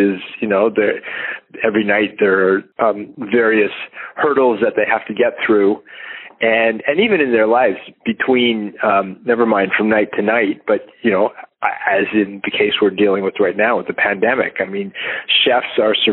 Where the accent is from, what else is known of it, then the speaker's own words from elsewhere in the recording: Canada; I am Canadian